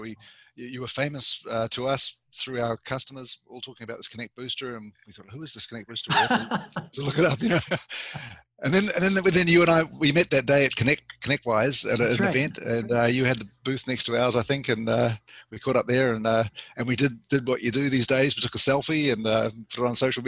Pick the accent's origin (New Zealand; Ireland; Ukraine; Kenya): New Zealand; moved away as an adult; also born or lived in Canada; I grew up in New Zealand